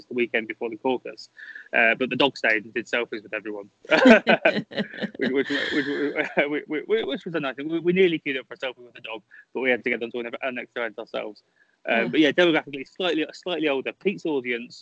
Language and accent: English; United Kingdom; I'm British